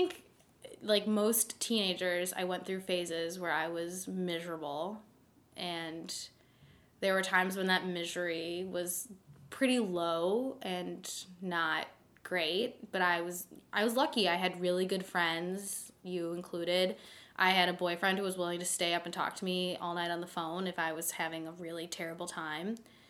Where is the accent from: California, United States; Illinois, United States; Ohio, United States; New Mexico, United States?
Illinois, United States; Chicago; moved away as an adult; now in Beaver Dam, United States; I'm white from the North Shore of Chicago, which is like the least diverse place on planet Earth